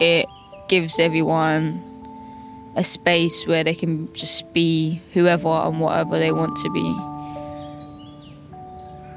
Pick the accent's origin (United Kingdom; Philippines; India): United Kingdom; London; Growing up in Southeast London